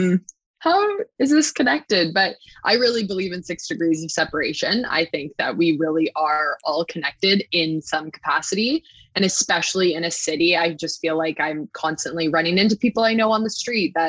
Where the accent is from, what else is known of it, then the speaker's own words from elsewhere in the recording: Oakville, Ontario, Canada; also born or lived in Waterloo / Ohio; now in Toronto, Canada; I grew up just outside Toronto in Oakville